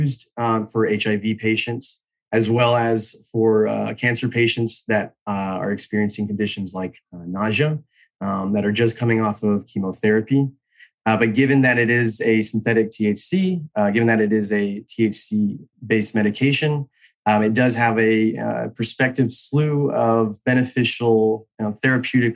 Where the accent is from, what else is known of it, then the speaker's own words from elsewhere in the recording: Texas, United States; also born or lived in Israel; I'm a biochemist from Texas, trained in Texas State University